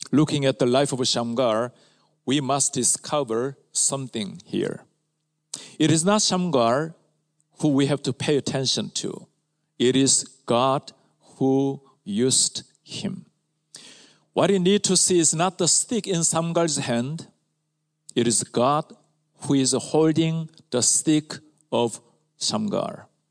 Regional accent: Ulsan, South Korea; My hometown is a rural area near Ulsan, southern part of Korea

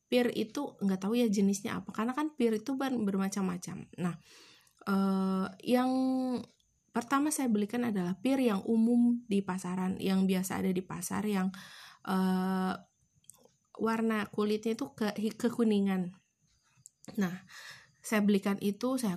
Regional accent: Garut, West Java, Indonesia; setiap kami memang orang Garut bisa dibilang orang Garut, namun tidak pernah belum pernah satu pun kami ke Santolo

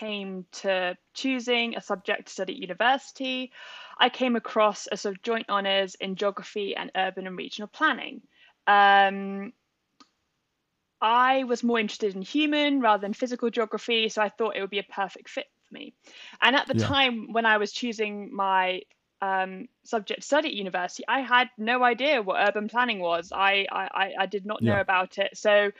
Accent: Bath, South West England, United Kingdom; also born or lived in Birmingham / Bristol; growing up in Bath and seeing like the different buildings

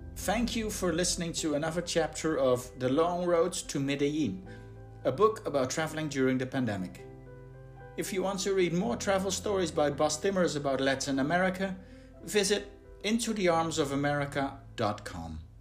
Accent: Berlin, Germany; my hometown of Berlin

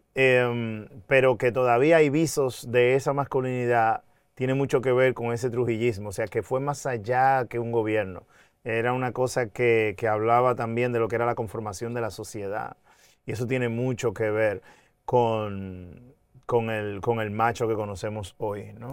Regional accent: Dominican Republic; now in New York, United States; somos dominicanas y dominicanas, dominicanas y dominicanos

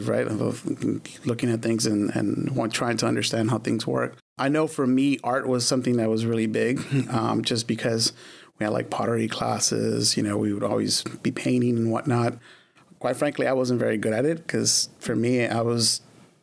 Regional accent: Los Angeles, California, United States; also born or lived in Glendale, California; I was there until pretty much the end of fourth grade.

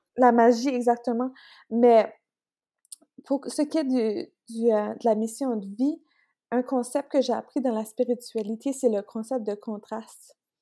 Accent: Beresford, New Brunswick, Canada; je suis originaire de Beresford. C'est proche de Bathurst

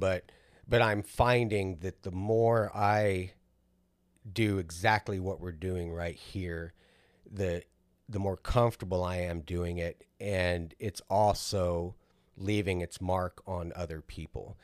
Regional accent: South Texas, United States; we grew up in South Texas

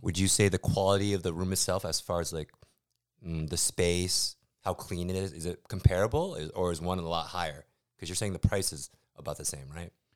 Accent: United States; moved away as an adult; now in Taiwan; as an American

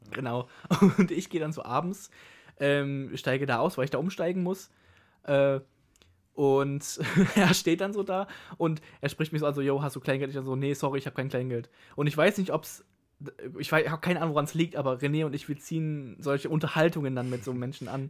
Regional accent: Germany; ich komme aus Deutschland

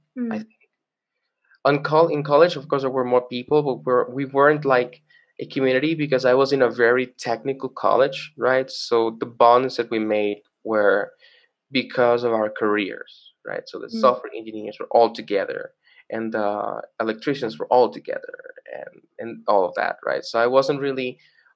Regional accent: Venezuela; also born or lived in Caracas, Venezuela; now in Colombia; I grew up in Venezuela, and when I moved to Colombia

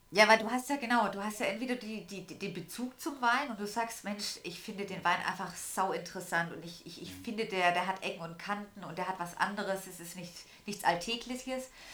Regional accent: Swabia, Germany; als Schwabe

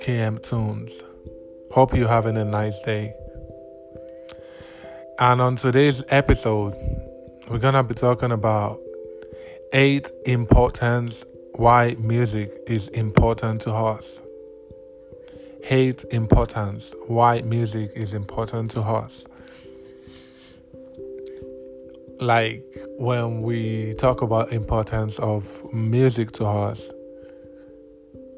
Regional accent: Nigeria; I'm from Nigeria, and we have a lot of languages here in Nigeria

